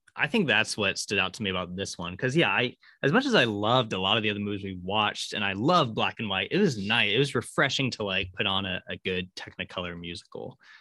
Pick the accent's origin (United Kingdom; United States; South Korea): United States; Syracuse, Kansas; where I grew up in Syracuse, is that there used to be a big Harvey house there